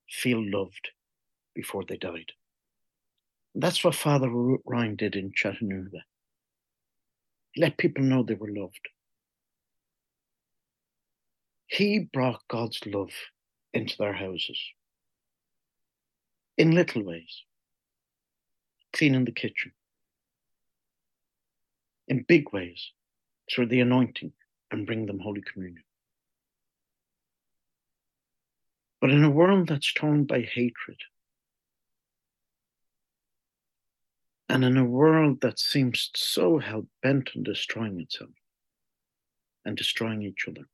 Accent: Ireland; moved away; I'm Irish

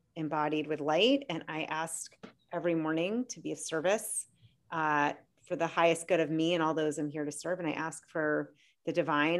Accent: Boston, Massachusetts, United States; moved away; I'm from Boston

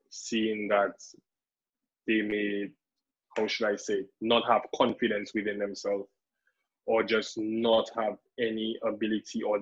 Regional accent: Dominican Republic; accent: Dominican; that I would speak so much of a strong Dominican accent.

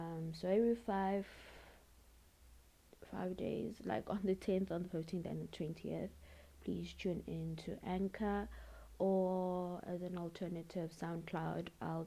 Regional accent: South Africa; I am 21 years old and I'm from South Africa

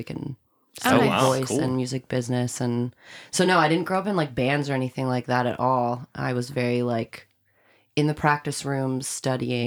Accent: Pittsburgh, Pennsylvania, United States; also born or lived in Coraopolis; I'm from the South Hills, Pittsburgh, born and raised

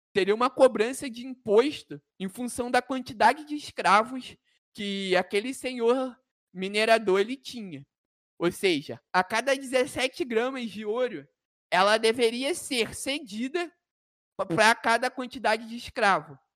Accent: Brazil; nós somos brasileiros

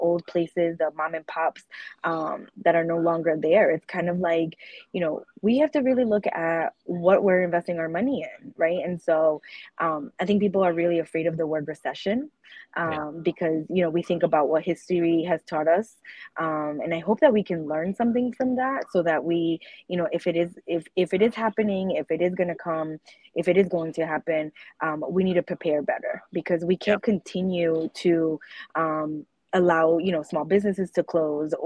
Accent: Pawtucket, Rhode Island, United States; I'm from Pawtucket

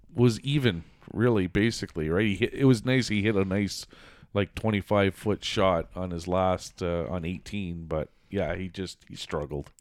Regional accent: Canada; as a Canadian

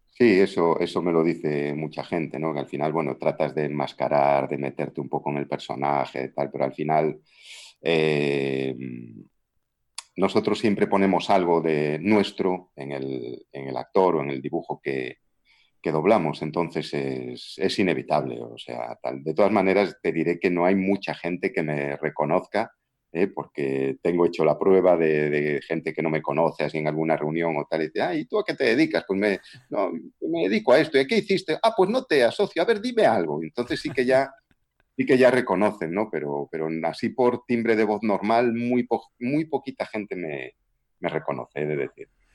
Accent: Galicia, Spain; accent: Galician; yo ya tengo acento gallego

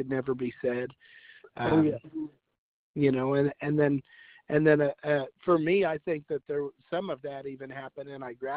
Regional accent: Crane, Missouri, United States; I grew up in Crane in a time where the town was still pretty quiet

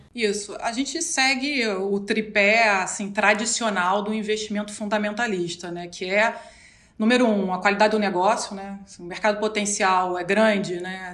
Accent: Rio de Janeiro, Brazil; Sou carioca.

